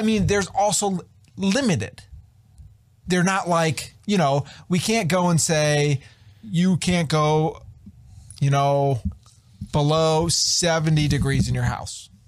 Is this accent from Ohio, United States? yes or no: yes; Sandusky, Ohio, United States; we grew up in Sandusky